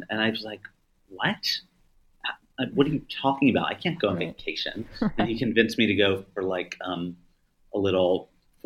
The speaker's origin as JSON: {"language": "English", "country": "United States", "tie": "born or raised there", "moved": "yes", "said": "I come, by the way, from a small farm town that is not thriving in the current world."}